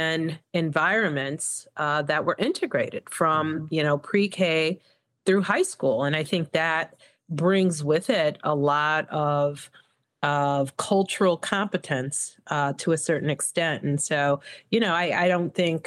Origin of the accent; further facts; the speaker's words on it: Evanston, Illinois, United States; moved away as an adult; also born or lived in Mississippi; now in Chicago, United States; I graduated from Evanston Township